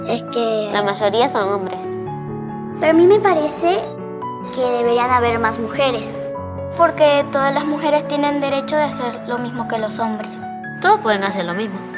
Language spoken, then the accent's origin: Spanish; Venezuela; Soy de Venezuela y tengo 7 años.